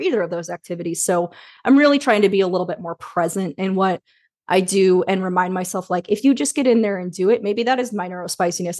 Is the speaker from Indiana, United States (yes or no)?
yes; Indianapolis, Indiana, United States; moved away as an adult; also born or lived in Carmel, Indiana / Bloomington, Indiana / Chicago, Illinois; I was born in Indianapolis and we lived there until I was about eleven, then we moved to Carmel, which is a suburb about thirty minutes north.